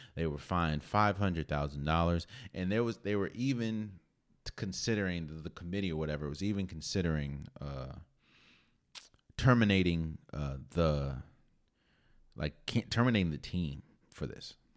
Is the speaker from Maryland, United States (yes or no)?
yes; Maryland, United States; I'm from Maryland